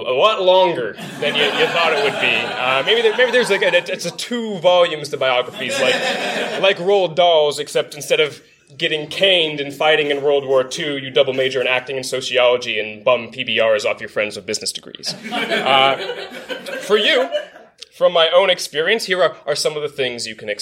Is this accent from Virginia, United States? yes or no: yes; Virginia, United States; my own home state, Virginia